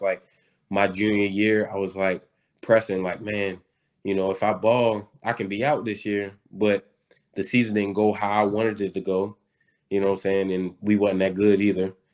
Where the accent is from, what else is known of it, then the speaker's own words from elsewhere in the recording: Baltimore, Maryland, United States; I'm from Baltimore and we don't have a team